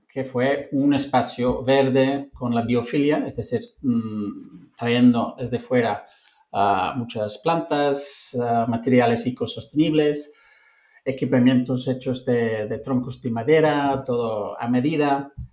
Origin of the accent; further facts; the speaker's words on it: London, United Kingdom; Spanish is a second language; moved away as an adult; also born or lived in Cape Town, South Africa / Montenegro / Italy / Lisbon, Portugal; now in Barcelona, Spain; soy de Londres